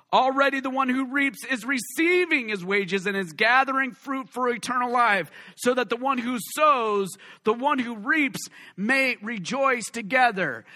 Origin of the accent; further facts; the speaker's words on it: West Coast, United States; All of us West Coast people